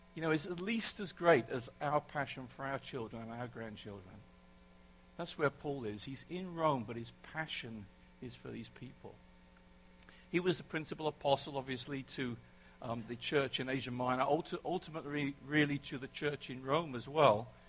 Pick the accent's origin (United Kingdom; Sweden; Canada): United Kingdom; England; accent: English; moved away; my English accent